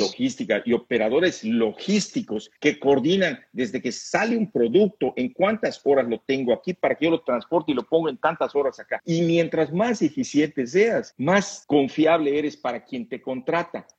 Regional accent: Mexico; como mexicano

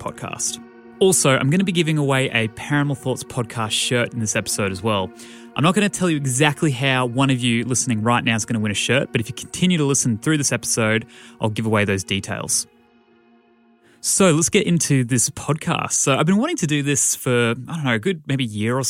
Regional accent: Brisbane, Queensland, Australia; my hometown of Brisbane, Australia

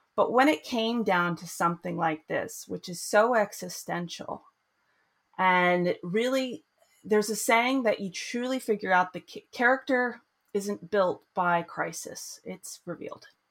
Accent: United States; moved away as an adult; also born or lived in Boston; now in Sweden; I grew up in the United States

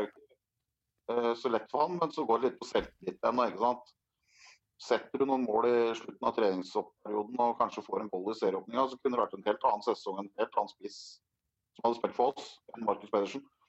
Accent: Drammen, Buskerud, Norway; Vi er fra Drammen

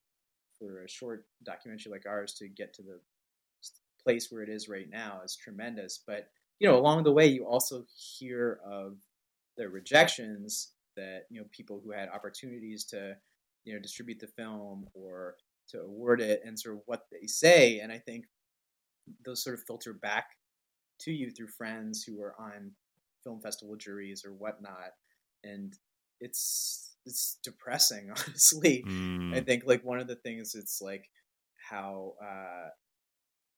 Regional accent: Canada; moved away as an adult; now in United States; I was born in Canada. I'm like biracial Muslim, you know, lived most of my adult life in the United States

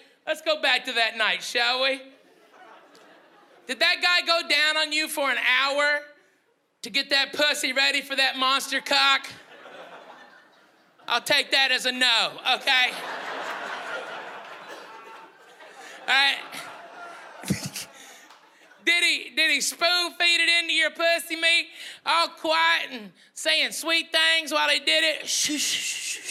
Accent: the South, United States; I'm from the South

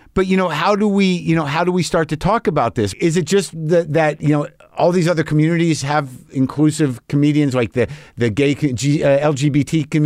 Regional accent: New Mexico, United States; I grew up in New Mexico. A lot of guns around. My dad had guns.

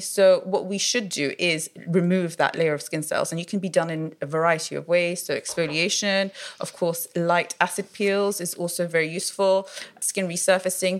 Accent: London, United Kingdom; So I was born in London. Uh, my parents are of Iraqi origin. Um, wow. I studied my whole life here

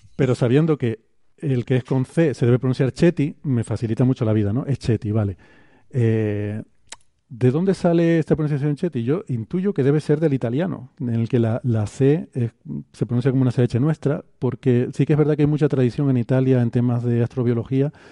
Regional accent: Canary Islands, Spain; para mí como canario

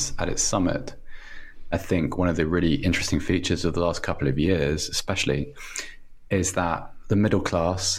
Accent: England, United Kingdom; I'm from England

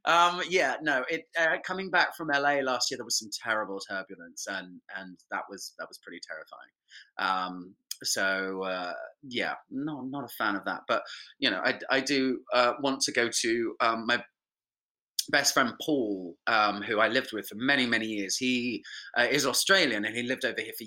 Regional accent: Winchester, South East England, United Kingdom; I'm from Winchester.

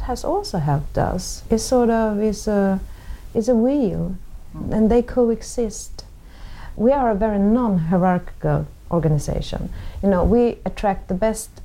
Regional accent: Sweden; me growing up in Sweden in the 60s

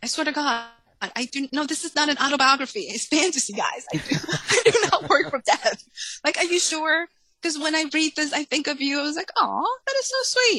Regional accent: New England, United States; also born or lived in New York City; Even moving from up north, I grew up in New England. I went to school in New York City.

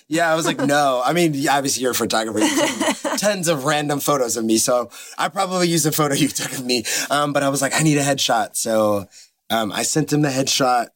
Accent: United States; also born or lived in Los Angeles; now in Nashville, United States; I'm from the East Coast. Shout out to New Jersey slash New York.

